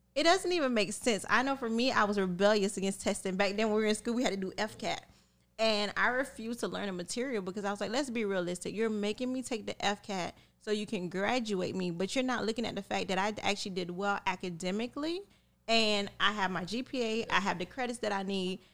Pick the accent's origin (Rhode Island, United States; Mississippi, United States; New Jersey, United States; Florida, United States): Florida, United States; Miami; growing up in Miami, I grew up in a melting pot